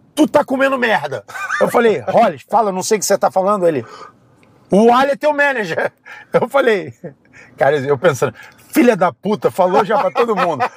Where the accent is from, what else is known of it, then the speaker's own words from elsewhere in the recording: Rio de Janeiro, Brazil; also born or lived in Philadelphia, United States; now in Las Vegas, United States; Eu saí do Rio de Janeiro para fugir da favela